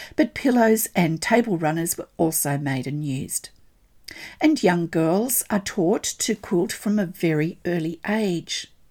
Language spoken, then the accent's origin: English; Australia; I'm an Australian textile artist